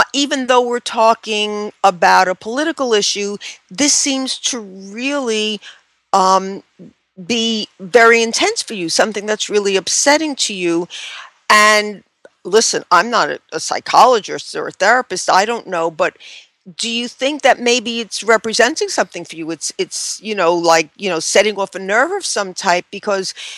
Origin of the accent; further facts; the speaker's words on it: New York, United States; I come from New York